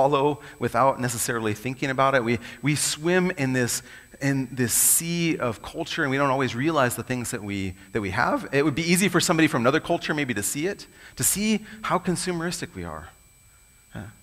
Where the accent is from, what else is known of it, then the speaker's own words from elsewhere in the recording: United States; I'm American too